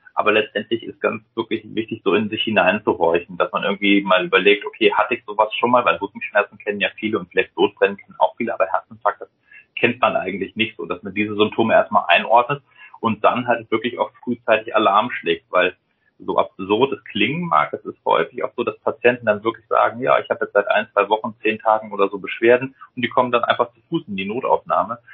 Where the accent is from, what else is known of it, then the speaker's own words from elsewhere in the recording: Rhineland, Germany; now in Hamburg, Germany; Ja, also ich komme aus dem Rheinland, deswegen so der Rheinländer an für sich